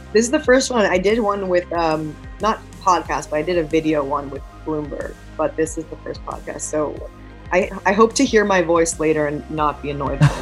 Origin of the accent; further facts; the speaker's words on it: New York, United States; I grew up in New York.